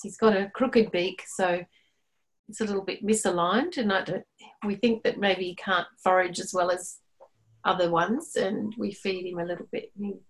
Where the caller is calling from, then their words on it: Melbourne, Victoria, Australia; I'm in Melbourne, Australia.